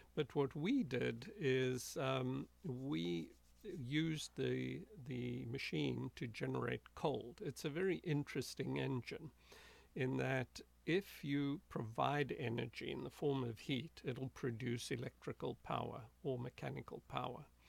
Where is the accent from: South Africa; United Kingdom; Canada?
South Africa; moved away; I grew up in South Africa. That's where I was born in a small rural town uh, about 80 miles from Johannesburg